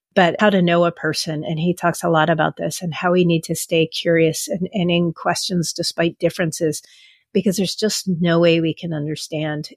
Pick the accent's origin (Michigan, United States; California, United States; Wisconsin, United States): California, United States; San Francisco; I grew up in San Francisco